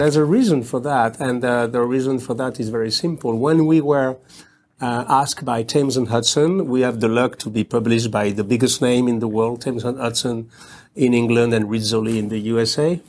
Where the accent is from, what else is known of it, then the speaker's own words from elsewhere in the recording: outside of Paris, Île-de-France, France; English is a second language; I was born in Paris, but I was raised outside of Paris.